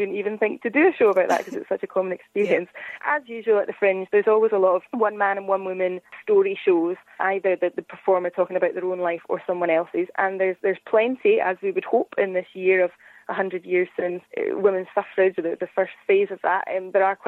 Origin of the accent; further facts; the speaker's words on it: Scotland, United Kingdom; as a Scottish person